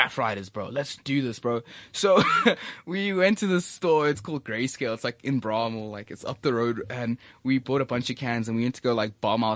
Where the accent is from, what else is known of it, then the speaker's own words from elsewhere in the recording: Johannesburg, Gauteng, South Africa; I'm from Joburg